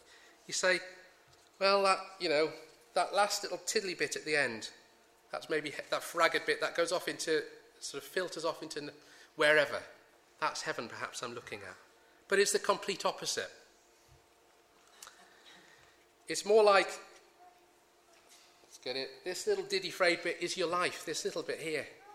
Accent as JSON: {"language": "English", "country": "United Kingdom", "said": "We're British"}